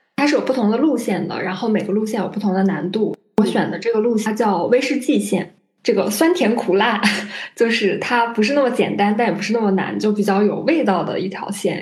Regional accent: Qinghai, China; moved away; 我本来就是，呃，西北的人，就嗯。是我家是青海那边，我家那边就有很多山

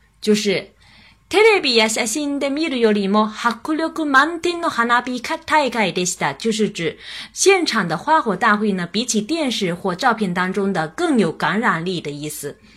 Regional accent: China; 我们中国人因为对汉语非常的熟悉，非常的熟悉

